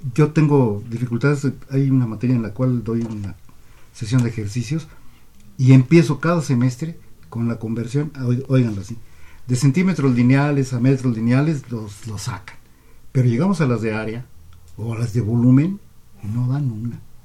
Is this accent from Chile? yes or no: no; Mexico